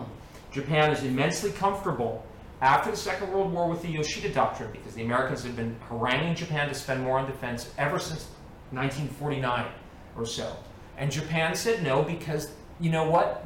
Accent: Hong Kong; moved away; when I was growing up in Hong Kong

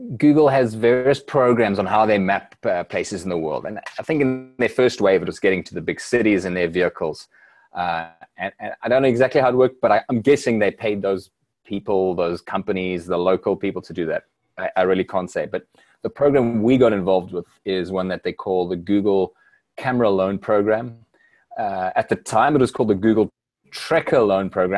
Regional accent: South Africa; as a South African that's grown up through this change in South Africa

